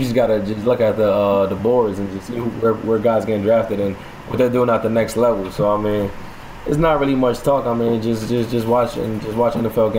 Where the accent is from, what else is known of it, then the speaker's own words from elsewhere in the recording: New York, United States; just being a kid out of Brooklyn